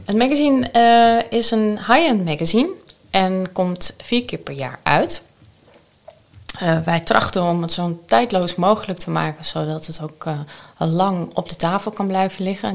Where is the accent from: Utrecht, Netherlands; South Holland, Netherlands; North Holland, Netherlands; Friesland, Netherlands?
North Holland, Netherlands; Amsterdam; ik ben geboren en getogen Amsterdammer. En dat zal je soms wel een keertje horen